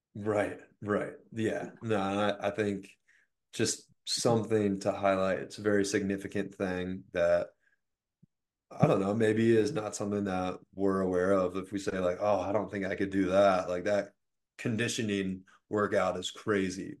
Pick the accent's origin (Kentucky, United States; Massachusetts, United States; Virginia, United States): Virginia, United States; Richmond; I'm from Richmond, Virginia